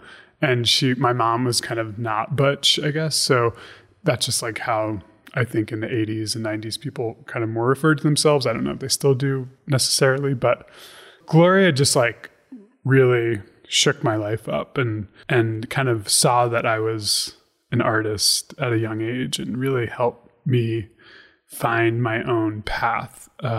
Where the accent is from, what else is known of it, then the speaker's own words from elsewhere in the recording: Stony Brook, New York, United States; born there; So I was born in 1981 in Long Island and in Stony Brook, New York.